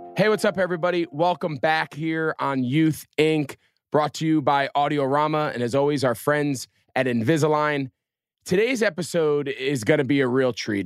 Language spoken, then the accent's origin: English; Northeast, United States; moved away as an adult; now in Charlotte, United States; I grew up in the Northeast where there wasn't a real NASCAR presence